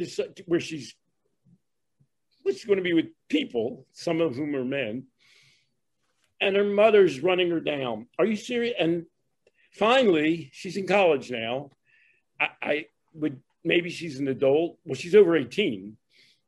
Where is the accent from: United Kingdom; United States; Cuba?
United States; Philadelphia, Pennsylvania; I'm from Philadelphia, and I lived in, excuse the term, the lily white Northeast Philadelphia